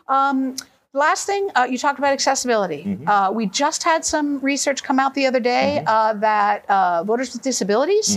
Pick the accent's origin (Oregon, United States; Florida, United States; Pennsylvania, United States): Oregon, United States; I'm from Oregon, where we have been voting at home since the year 2000